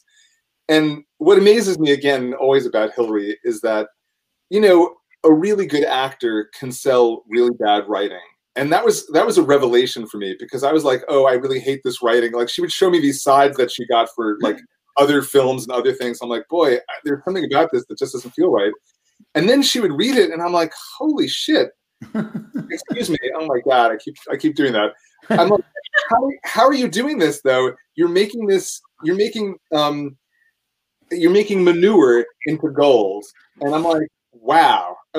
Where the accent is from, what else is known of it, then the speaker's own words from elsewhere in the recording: New Jersey, United States; also born or lived in Manhattan, New York / Austin, Texas; now in Los Angeles, United States; I was born in Manhattan, and then I grew up in New Jersey